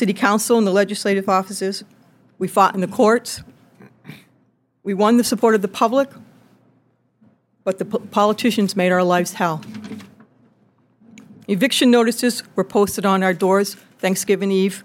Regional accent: New London, Connecticut, United States; my hometown, New London, Connecticut

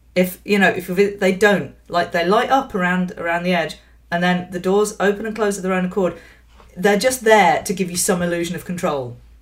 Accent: Yorkshire and the Humber, United Kingdom; now in London, United Kingdom; I was born in London, I grew up in West Yorkshire

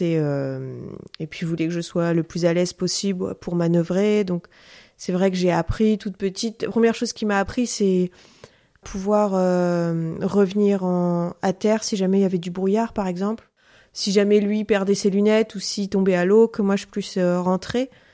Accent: Ouessant, Brittany, France; je suis marin-pêcheur et je suis aussi guide conférencière. Je suis donc originaire euh, d'Ouessant

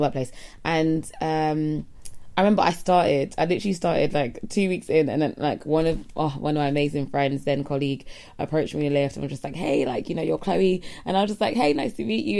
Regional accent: United Kingdom; we are British, yeah, so British

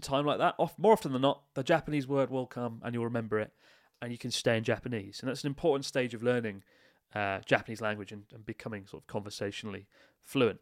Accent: Kent, South East England, United Kingdom; Kent represent.

